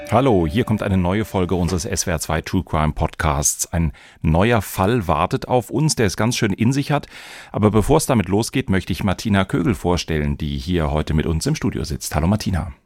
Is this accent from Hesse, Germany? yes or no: yes; Darmstadt, Hesse, Germany; In meiner Jugend in Darmstadt